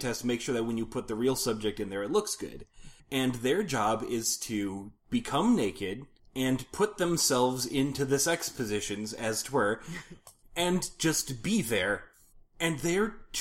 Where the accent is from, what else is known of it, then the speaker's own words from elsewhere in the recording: Minnesota, United States; We are from Minnesota.